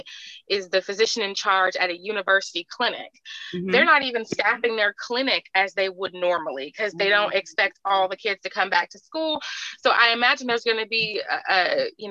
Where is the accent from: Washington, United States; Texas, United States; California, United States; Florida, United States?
California, United States; moved away as an adult; also born or lived in Alabama; I grew up in California. I went to school in Alabama